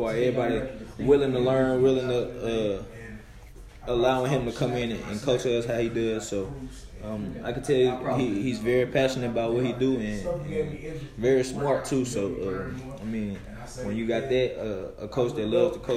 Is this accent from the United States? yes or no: yes; Nashville, Tennessee, United States; now in Memphis, United States; I'm from Nashville